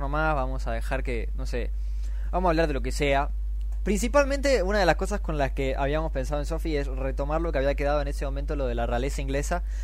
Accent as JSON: {"language": "Spanish", "country": "Argentina"}